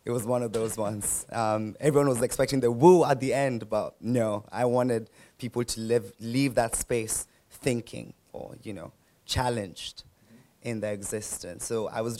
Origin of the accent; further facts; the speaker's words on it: Nairobi, Kenya; And I was born and raised in Nairobi, that's where I came from, and lived a majority of my life there.